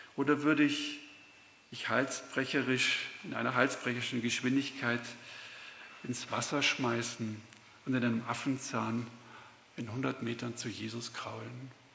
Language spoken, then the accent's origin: German; Swabia, Germany; accent: Swabian; now in Puchheim, Germany; ich bin Deutscher, hört man wahrscheinlich auch ganz gut. bin aber die meiste Zeit im Schwabenland aufgewachsen, also ich kann auch Schwäbisch Schwätzer